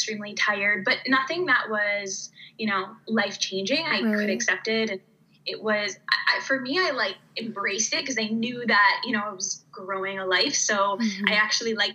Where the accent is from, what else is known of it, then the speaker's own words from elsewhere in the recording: Canada; moved away as an adult; also born or lived in United States / Riga, Latvia / Germany / Finland; now in Denmark; I grew up in Canada and I went to school in Canada